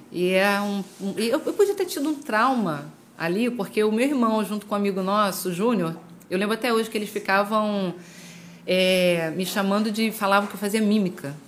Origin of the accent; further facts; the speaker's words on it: Jardim Catarina, Rio de Janeiro, Brazil; eu congregava na Assembleia de Deus da Rua 7, no Jardim Catarina. Rua 7, assim, era na época, né? Pelo menos sempre era uma igreja conhecida. Uhum. E eu cresci lá